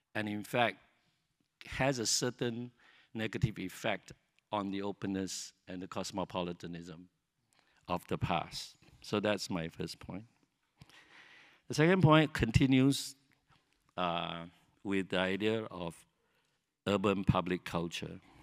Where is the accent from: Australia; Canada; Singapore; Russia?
Singapore; Singapore and being Singaporean become something we could invest ourself, become something that is our own